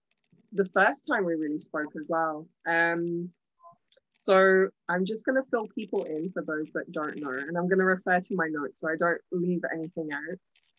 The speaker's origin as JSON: {"language": "English", "country": "India", "said": "Yeah, as a fellow Indian, I also love."}